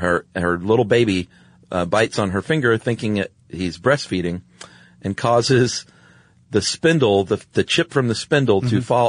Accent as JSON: {"language": "English", "town": "Lakewood", "region": "Ohio", "country": "United States", "said": "I'm from Lakewood, Ohio, suburb of Cleveland."}